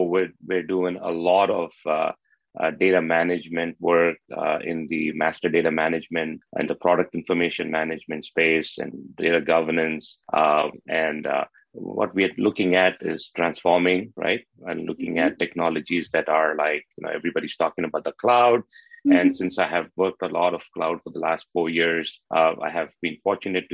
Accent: Chennai, Tamil Nadu, India; moved away as an adult; now in North America; I hail from Chennai, India, right? So I have humble roots and beginnings

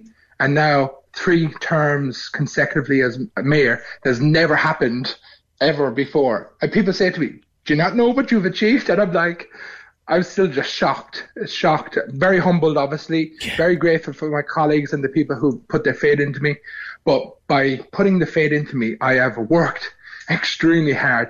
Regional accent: Cork, Munster, Ireland; moved away as an adult; now in Frankston, Australia; Born and raised in Ballinderry and the Grove, and then over to a Banduff area, which is, it was County Cork at that time, but now it's Cork City as well.

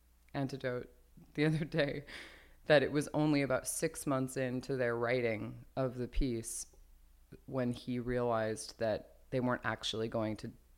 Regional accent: Los Angeles, California, United States; born there; I was born in Glassell Park.

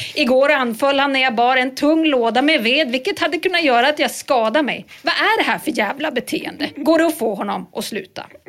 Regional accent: Norrland, Sweden; det var djur lite överallt där jag växte upp

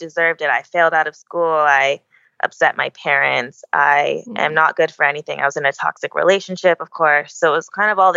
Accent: Oahu, Hawaii, United States; I'm born and raised on Oahu

